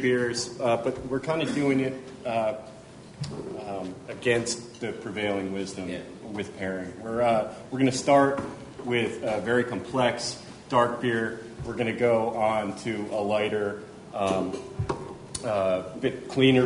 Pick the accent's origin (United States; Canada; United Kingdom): United States; Cooperstown, New York; I grew up in and around Cooperstown, and actually moved back there after being away for about 6 years